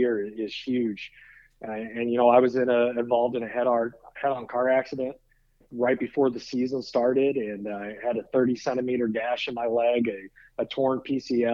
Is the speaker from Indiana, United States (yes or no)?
yes; South Bend, Indiana, United States; growing up in South Bend, Indiana